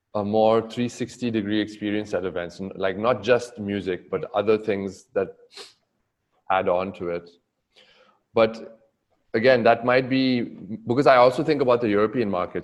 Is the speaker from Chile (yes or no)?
no; Goa, India; also born or lived in New York / Bombay; now in Mumbai, India; growing up in Goa